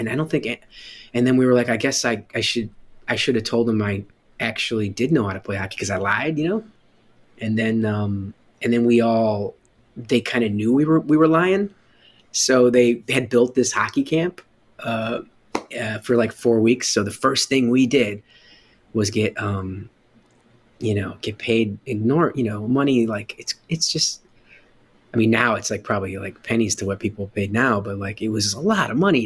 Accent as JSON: {"language": "English", "town": "Chicago", "region": "Illinois", "country": "United States", "said": "I'm from Chicago"}